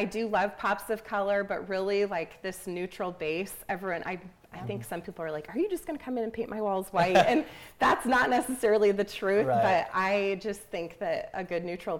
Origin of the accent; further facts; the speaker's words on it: Michigan, United States; moved away as an adult; also born or lived in Pittsburgh; I'm originally from Michigan, and I moved to Pittsburgh with my husband for his job in 2011, I think, and we were there for 8 years.